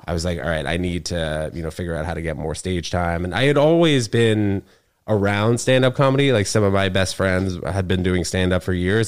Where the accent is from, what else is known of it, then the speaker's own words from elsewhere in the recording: New York, United States; also born or lived in Connecticut; I'm from New York